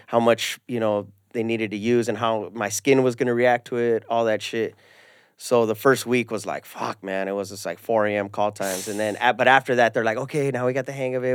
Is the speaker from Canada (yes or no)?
no; Ventura County, California, United States; also born or lived in San Fernando; well, I grew up in Ventura County. Well, I was born in San Fernando, lived here when I was little